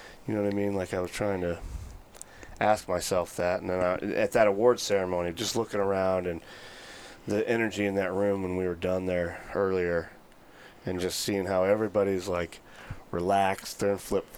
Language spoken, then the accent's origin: English; Edwardsville, Illinois, United States; I grew up in the St. Louis area, about an hour east on the east side in Illinois